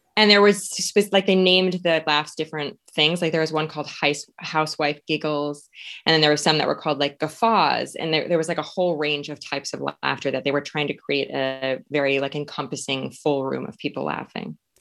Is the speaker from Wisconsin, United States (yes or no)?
yes; Suring, Wisconsin, United States; moved away as an adult; I grew up as a ten-year-old dummy in a very rural town in Wisconsin